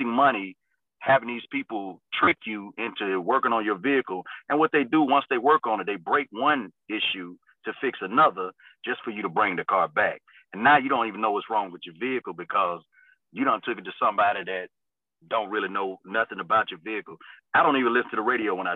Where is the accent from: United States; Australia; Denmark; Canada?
United States; Mississippi; moved away; I'm from Mississippi originally